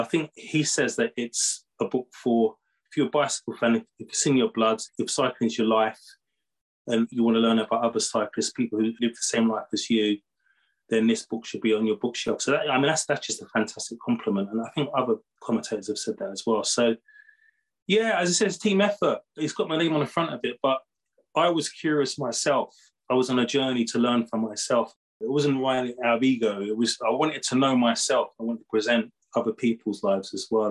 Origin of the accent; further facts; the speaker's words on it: United Kingdom; I'm from Great Britain